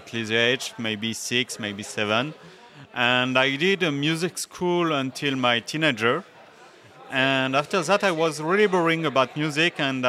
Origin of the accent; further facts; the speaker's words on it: France; English is a second language; moved away as an adult; now in St. John's, Canada; I am a French from France